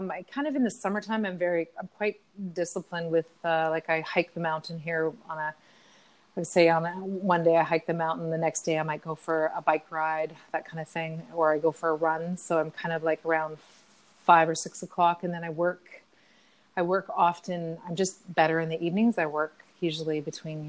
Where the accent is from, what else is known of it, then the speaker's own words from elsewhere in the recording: Ontario, Canada; I was from Ontario